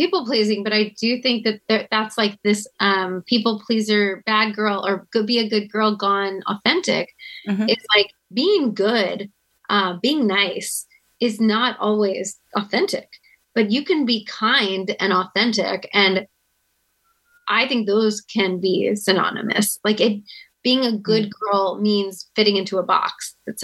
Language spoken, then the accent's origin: English; outside of Houston, Texas, United States; I grew up outside of Houston